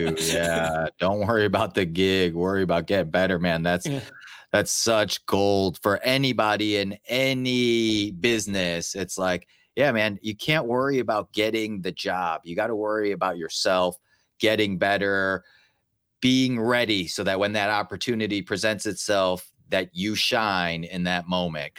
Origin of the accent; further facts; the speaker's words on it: Chicago, Illinois, United States; we're from Chicago